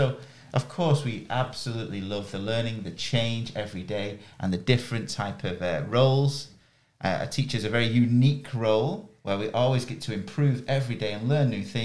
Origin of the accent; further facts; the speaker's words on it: near Manchester, North West England, United Kingdom; I am lucky enough to be born in England, and I am from, my nearest city is Manchester